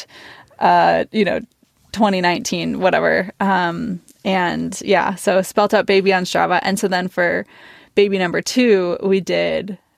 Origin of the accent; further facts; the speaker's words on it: Milwaukee, Wisconsin, United States; moved away as an adult; now in Portland, United States; I'm from Milwaukee